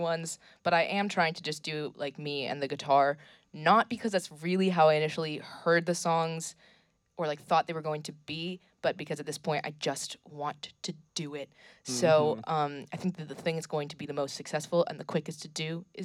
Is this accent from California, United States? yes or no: no; Worcester, Massachusetts, United States; also born or lived in Montpelier, Vermont; now in Burlington, United States; I grew up in Worcester, Massachusetts, so I came from there being a lot of people, but I settled into a very small town in Montpelier